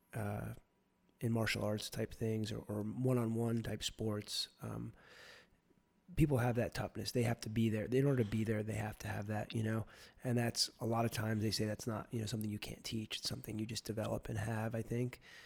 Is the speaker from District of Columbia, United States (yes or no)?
no; New Jersey, United States; I'm from New Jersey.